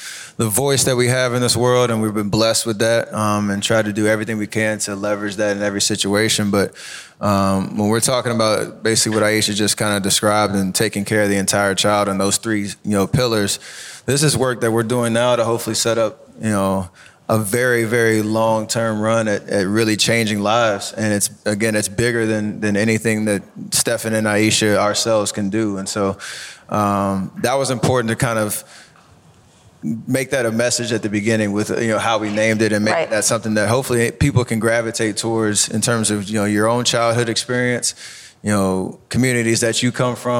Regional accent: Charlotte, North Carolina, United States; moved away as an adult; now in Oakland, United States; I grew up in Charlotte, North Carolina

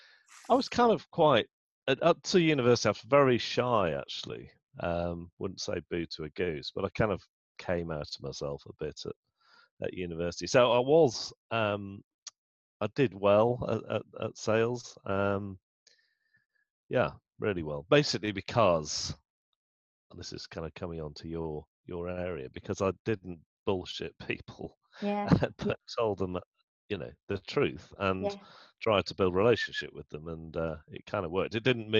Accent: Manchester, North West England, United Kingdom; born there; accent: northern; So I was born in Manchester.

